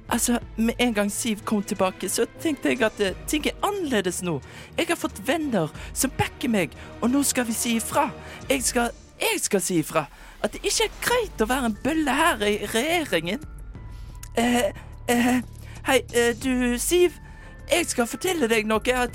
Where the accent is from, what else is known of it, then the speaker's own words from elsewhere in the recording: Oslo, Norway; Jeg er fra Oslo, så jeg vet ikke om flere steder.